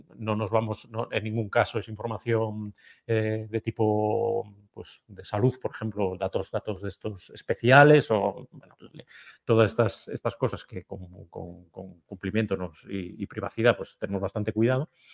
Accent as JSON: {"language": "Spanish", "region": "Galicia", "country": "Spain", "said": "como buenos gallegos tenemos el alma emigrante"}